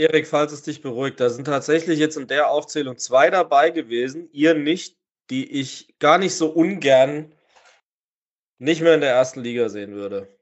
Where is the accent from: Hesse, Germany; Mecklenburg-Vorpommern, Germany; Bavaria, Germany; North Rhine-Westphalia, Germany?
Hesse, Germany; Weiterstadt; Du kommst aus meinem Heimatdorf. Du kommst aus dem Ort, wo ich gerade hier mit podcaste.